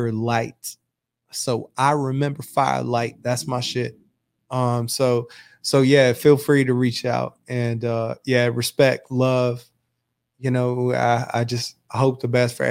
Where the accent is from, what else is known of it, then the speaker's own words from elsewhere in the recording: Graham, North Carolina, United States; also born or lived in Burlington; I grew up in Graham in Burlington.